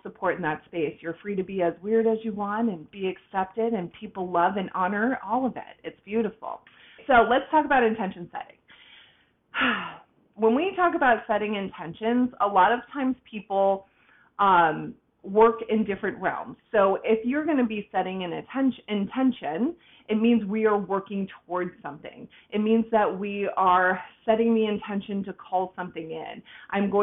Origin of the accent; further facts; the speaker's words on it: Boston, Massachusetts, United States; now in Tampa, United States; I was born and raised in Boston, Massachusetts, right on the outskirts, and I moved down to Tampa, Florida